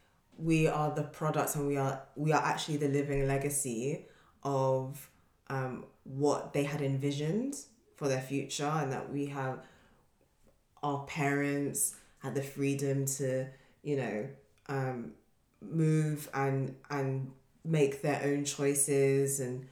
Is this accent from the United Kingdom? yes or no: yes; United Kingdom; being British and Nigerian, and my like Nigerian identity is directly and indirectly shaped and intertwined with the British culture.